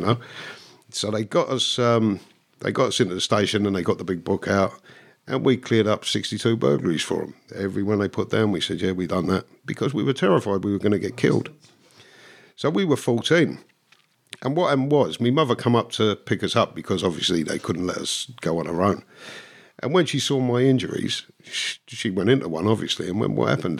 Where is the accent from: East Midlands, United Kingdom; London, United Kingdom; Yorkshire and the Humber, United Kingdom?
London, United Kingdom; also born or lived in Dublin, Ireland (parents' origin); really grew up until I was nine in, in North London